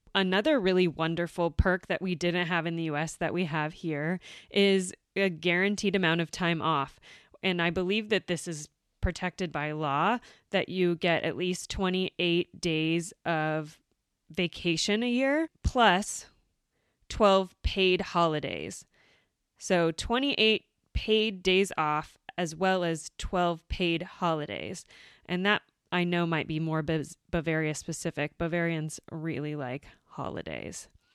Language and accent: English; United States; moved away as an adult; now in Germany; we went back to the U S and I had my daughter back in my hometown